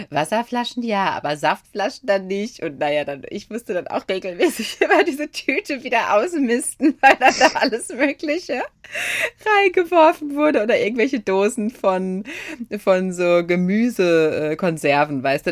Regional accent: Ruhr area, North Rhine-Westphalia, Germany; wir kommen ja aus dem Ruhrgebiet

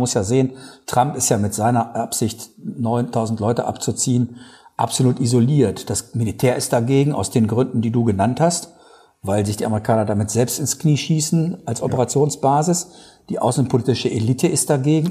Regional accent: Germany; als Deutsche

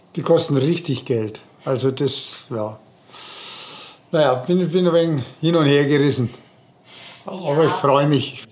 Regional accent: Germany; bei uns in Deutschland

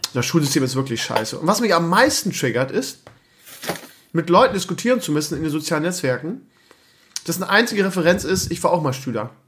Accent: Northern Germany, Germany; Bei uns in Norddeutschland

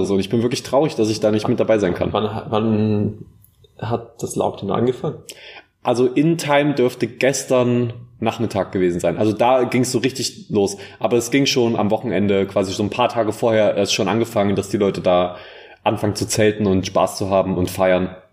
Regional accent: Bavaria, Germany; Und äh, ganz ehrlich, ich, ich komme äh, ich komm aus dem Allgäu.

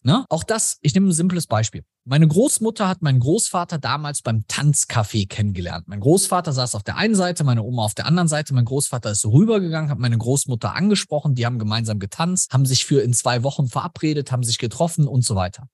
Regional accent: Germany; bei uns in Deutschland

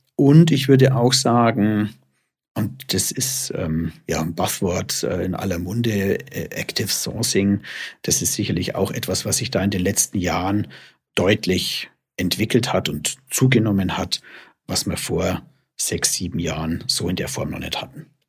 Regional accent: Germany; wir bei uns in Deutschland

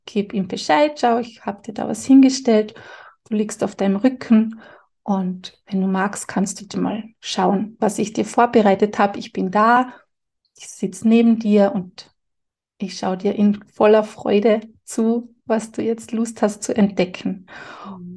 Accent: Carinthia, Austria; Bei uns in Kärnten sagt man, Heferlan und Tscherpen und Schisserlan

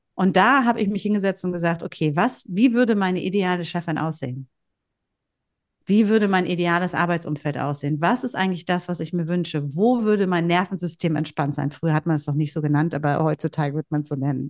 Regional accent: Bielefeld, North Rhine-Westphalia, Germany; accent: North German; moved away; also born or lived in Hamburg / Husum; Husum ist die Heimat meiner Armen. Mhm. Und äh, da sind meine Wurzeln sozusagen und geboren bin ich äh, in Bielefeld

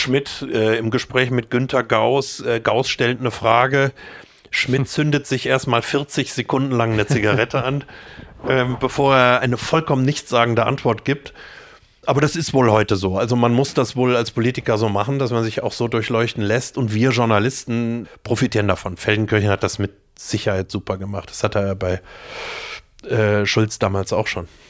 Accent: Düsseldorf, North Rhine-Westphalia, Germany; born or raised there; moved away; also born or lived in Meerbusch / Munich

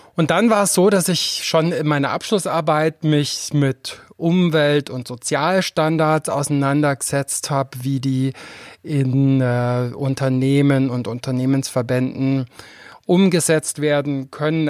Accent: Füssen, Bavaria, Germany; Ich komme aus Füssen, ich komme aus einer Arztfamilie. Und wenn man in so einer Kleinstadt aufwächst

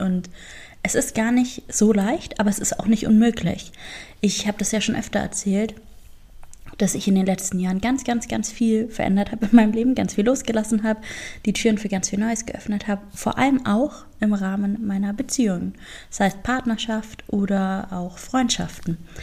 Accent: Augsburg, Bavaria, Germany; moved away; den Ort, aus dem ich komme, also meine Heimatstadt Augsburg

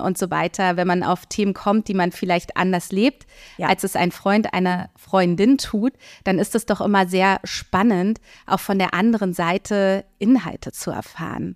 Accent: Berlin, Germany; ich bin in Berlin-Mitte aufgewachsen

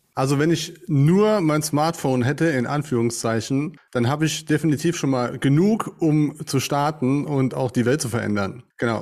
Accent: St. Wendel, Saarland, Germany; Ich komme aus St. Wendel, hier im schönen Saarland

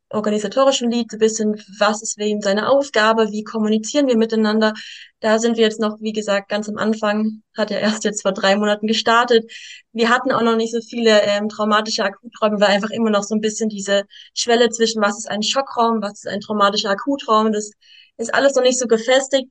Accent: Stuttgart, Baden-Württemberg, Germany; Ich bin aus Stuttgart, bin sechsundzwanzig Jahre jung

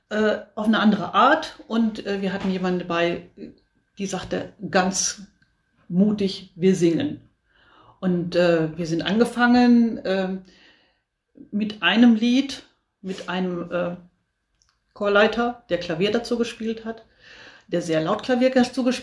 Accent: North Rhine-Westphalia, Germany; komme, bin Landfrau, auch aus dem Kreis Höxter. Wir kommen alle aus dem Kreis Höxter.

